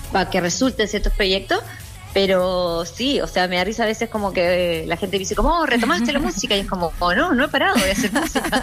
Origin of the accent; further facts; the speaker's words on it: Chile; moved away as an adult; now in New York, United States; como chilena